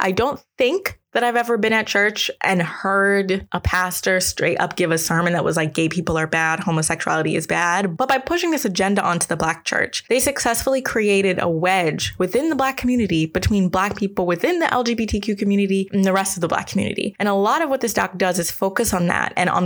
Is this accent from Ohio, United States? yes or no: no; Maryland, United States; I am from Maryland